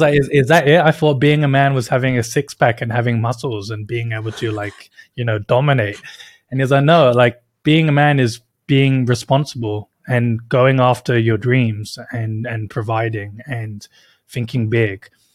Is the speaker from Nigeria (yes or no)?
no; United Kingdom; moved away; I was born and raised in the U K